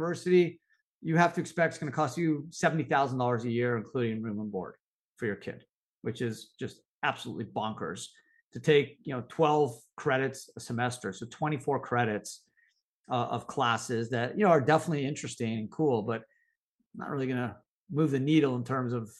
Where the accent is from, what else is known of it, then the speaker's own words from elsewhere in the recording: Canada; moved away as an adult; now in United States; I grew up in Canada